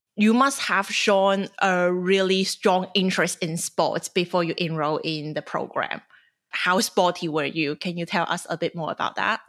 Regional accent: China; moved away as an adult; now in Sydney, Australia; I'm a journalist and former Chinese international student

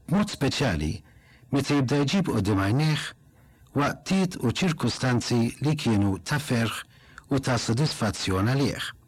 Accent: Malta; Waħda mill-frażijiet li aħna Maltin nħobbu nużaw ħafna

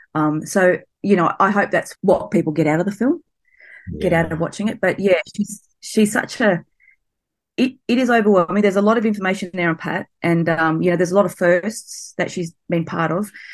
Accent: Blacktown, New South Wales, Australia; I grew up near Blacktown out at Western Sydney

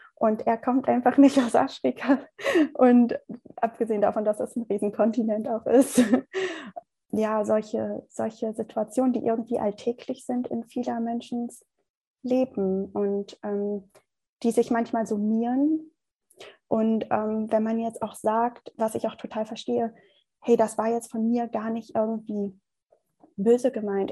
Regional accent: Germany; dass ich wirklich ähm, aus Deutschland komme, hier groß ge geboren bin, groß geworden bin.

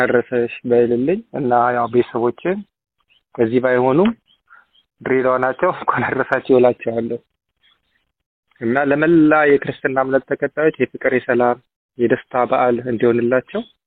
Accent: Ethiopia; now in Melbourne, Australia; እንደ ኢትዮጵያዊ ባህላችን

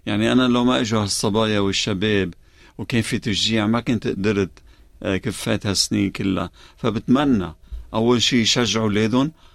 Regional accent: Lebanon; now in Melbourne, Australia

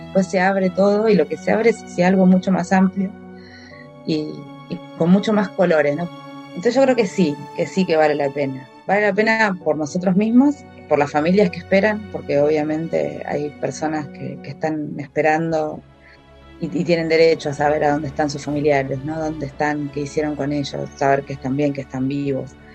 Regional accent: Buenos Aires, Argentina; Vivíamos en un departamento en, acá en la Ciudad de Buenos Aires, en el barrio Belgrano

